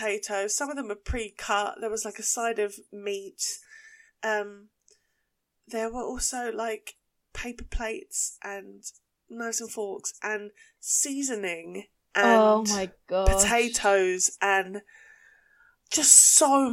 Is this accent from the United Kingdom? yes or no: yes; Essex, East of England, United Kingdom; accent: Essex; this is also how I sound with my Essex accent